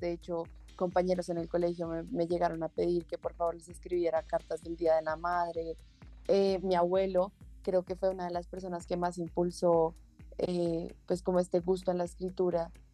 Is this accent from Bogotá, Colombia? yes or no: yes; Bogotá, Colombia; yo soy de Bogotá, Colombia y llevo viviendo toda mi vida acá